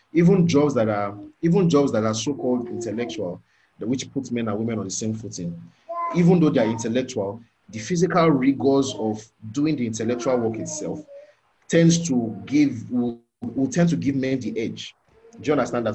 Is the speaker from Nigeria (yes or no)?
yes; Nigeria; growing up in the Nigerian um, Word of Faith contest context